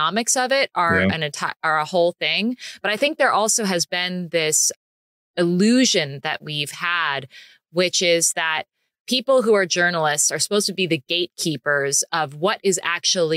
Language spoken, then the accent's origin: English; United States; me being an American in Italy